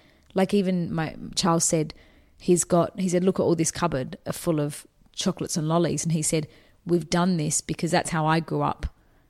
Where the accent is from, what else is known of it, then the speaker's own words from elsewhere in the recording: Australia; I'm from Australia